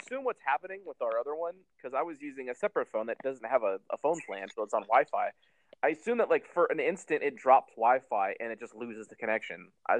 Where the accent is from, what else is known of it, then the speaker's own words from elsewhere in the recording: United States; But I'm from America.